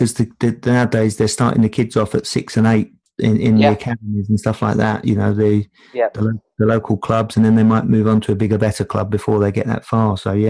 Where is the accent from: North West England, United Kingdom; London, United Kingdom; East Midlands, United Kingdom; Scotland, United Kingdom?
London, United Kingdom; moved away; I come from Tottenham's largest council estate